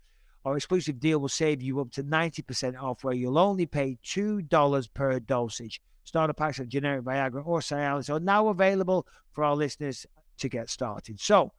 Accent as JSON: {"language": "English", "country": "Cyprus", "tie": "born there", "said": "Cypriot. I was born in Cyprus on an arm."}